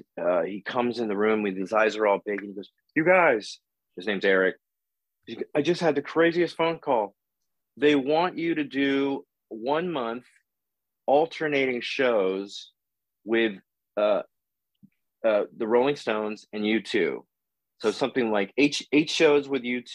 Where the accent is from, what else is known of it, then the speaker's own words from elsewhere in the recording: Oakland, California, United States; now in Los Angeles, United States; I'm from Oakland.